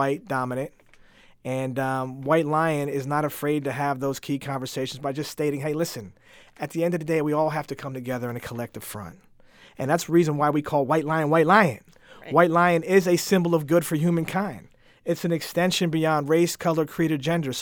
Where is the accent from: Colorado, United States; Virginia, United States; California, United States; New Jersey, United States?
New Jersey, United States; moved away as an adult; now in Springfield, United States; I'm a transplant from New Jersey